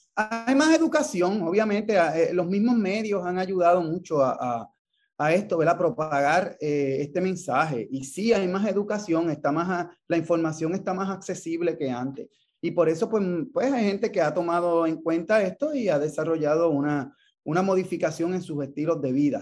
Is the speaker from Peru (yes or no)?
no; Ponce, Puerto Rico; yo soy de Ponce.